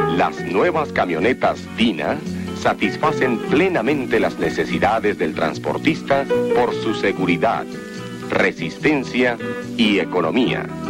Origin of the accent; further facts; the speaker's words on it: Mexico; como mexicanos